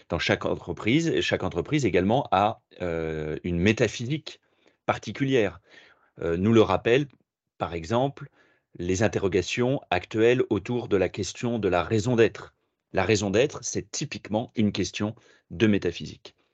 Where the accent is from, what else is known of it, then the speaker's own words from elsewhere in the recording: Paris, Île-de-France, France; now in Tours, France; j'habite à Tours depuis, euh, depuis 8 ans maintenant, je suis parisien d'origine.